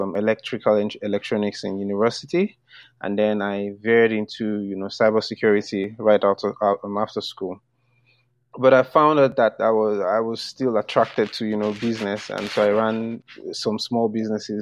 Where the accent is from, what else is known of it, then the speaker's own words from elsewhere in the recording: Lagos, Nigeria; I was born in Lagos, and Lagos is the city of hustle